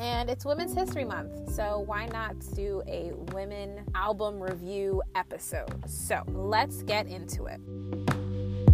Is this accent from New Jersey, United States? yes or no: yes; New Jersey, United States; I'm from Jersey and I was kind of sheltered